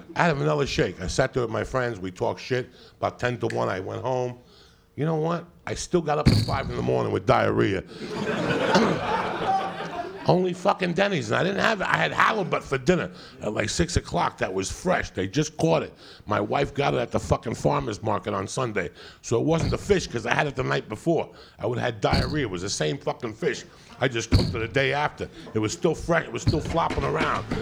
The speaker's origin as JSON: {"language": "English", "region": "Connecticut", "country": "United States", "moved": "yes", "lives_now": "California, United States", "said": "I'm from Connecticut."}